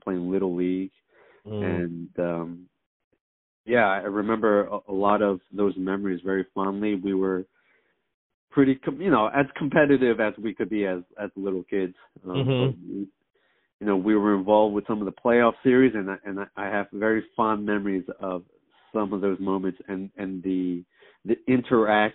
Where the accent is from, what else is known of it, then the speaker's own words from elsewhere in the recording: Philadelphia, Pennsylvania, United States; I'm a Philly born, Philly raised